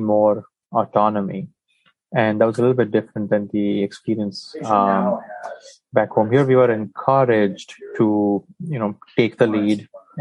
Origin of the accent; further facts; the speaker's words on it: Mumbai, Maharashtra, India; moved away as an adult; now in Las Vegas, United States; I went to med school in India, close to my hometown of Bombay or Mumbai